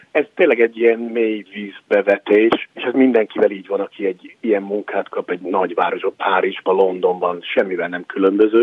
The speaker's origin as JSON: {"language": "Hungarian", "country": "Hungary", "also_born_or_lived": "United States", "moved": "yes", "lives_now": "New York, United States", "said": "kettős, persze, és mindig magyar vagyok"}